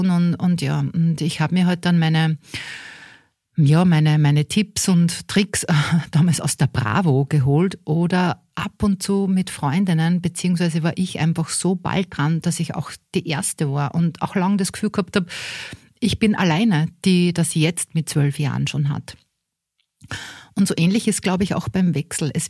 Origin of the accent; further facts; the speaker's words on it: Linz, Upper Austria, Austria; Ich komme aus Linz in Oberösterreich und starte mit 2023 nicht nur das Projekt Meno Mio, sondern auch beruflich noch einmal neu durch.